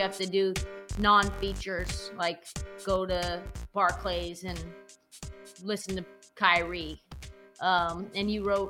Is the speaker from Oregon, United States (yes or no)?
yes; Portland, Oregon, United States; I grew up in Portland